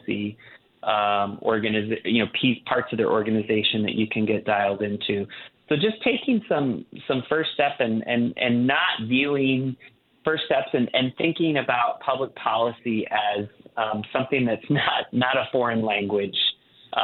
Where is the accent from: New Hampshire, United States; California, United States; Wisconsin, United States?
Wisconsin, United States; growing up in Wisconsin